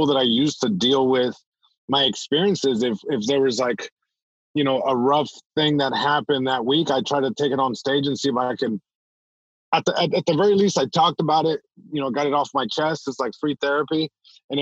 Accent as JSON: {"language": "English", "town": "Long Beach", "region": "California", "country": "United States", "tie": "born or raised there", "first_language": "Spanish", "second_language": "English", "said": "I'm born in Long Beach, California, born and raised. And even though I'm born here in the States, like my first language was Spanish"}